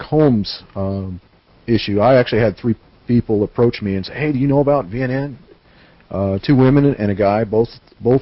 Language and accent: English; Las Vegas, Nevada, United States; I'm from Vegas.